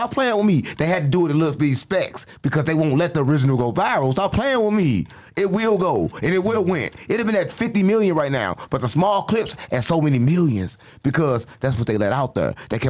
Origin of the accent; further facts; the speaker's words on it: St. Louis, Missouri, United States; I'm from St. Louis.